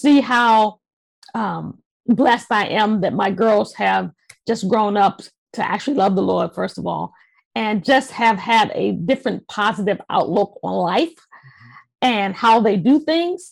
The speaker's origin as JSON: {"language": "English", "town": "Washington", "region": "District of Columbia", "country": "United States", "tie": "born or raised there", "moved": "as an adult", "lives_now": "Mitchellville, United States", "said": "I was born and raised in Washington, D.C., and after I got married, we moved out to the suburbs out into Maryland here"}